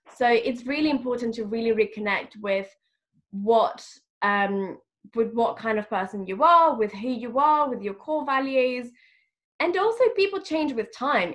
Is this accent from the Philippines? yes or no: no; Madrid, Community of Madrid, Spain; moved away as an adult; now in London, United Kingdom; I am originally from Madrid. I was born in Madrid, and I'm also half French